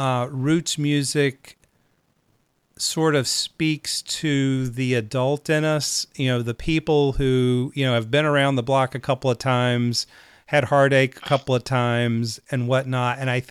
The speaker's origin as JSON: {"language": "English", "town": "Charlotte", "region": "North Carolina", "country": "United States", "tie": "born or raised there", "said": "certainly I heard a lot of country music growing up, a lot of Texas music growing up, even though I was raised in Charlotte, North Carolina."}